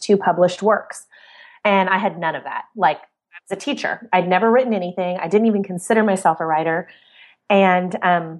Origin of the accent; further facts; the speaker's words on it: Central Oregon, United States; I grew up in Central Oregon, which was wonderful